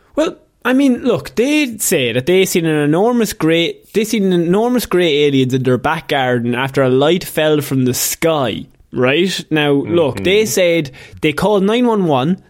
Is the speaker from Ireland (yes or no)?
yes; Ireland; as an Irishman